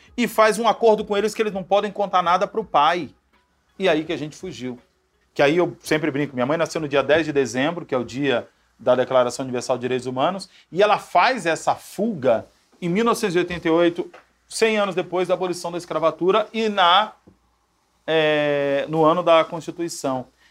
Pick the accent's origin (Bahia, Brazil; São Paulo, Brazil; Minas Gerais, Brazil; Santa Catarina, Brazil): Bahia, Brazil; Salvador; Eu venho né, do, de Salvador